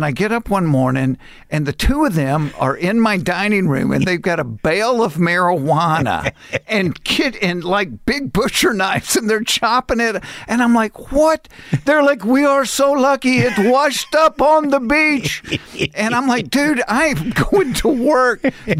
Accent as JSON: {"language": "English", "town": "Atlanta", "region": "Georgia", "country": "United States", "tie": "born or raised there", "said": "I grew up in Atlanta."}